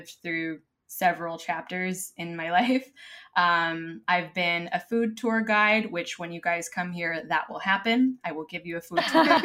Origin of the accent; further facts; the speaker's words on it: Los Angeles, California, United States; moved away as an adult; now in Madrid, Spain; I came from Los Angeles, as you can tell by the accent